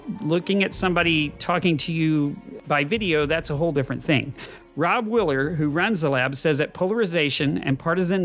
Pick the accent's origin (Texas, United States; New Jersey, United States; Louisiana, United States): Texas, United States; a Texan caught in the middle. I am that Texan